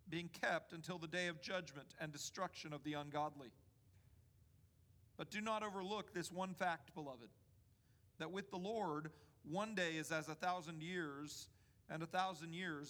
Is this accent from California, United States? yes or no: no; D.C., Northern Virginia, United States; moved away; also born or lived in Mississippi; I grew up in Washington, D.C., right outside of Washington, D.C. in Northern Virginia